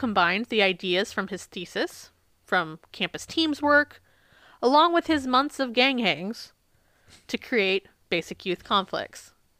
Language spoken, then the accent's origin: English; Isle of Man; born there; I wasn't born on the Isle of Boy, I was born on the Isle of Man.